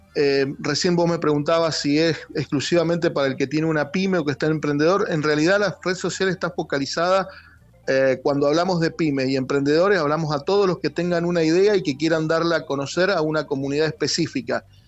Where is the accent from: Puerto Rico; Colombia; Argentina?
Argentina; Mendoza; soy de Mendoza